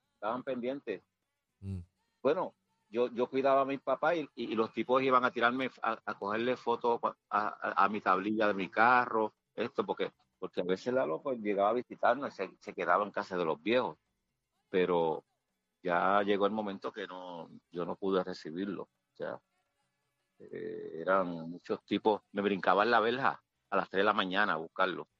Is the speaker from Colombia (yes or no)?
no; Puerto Rico; yo soy de Country Club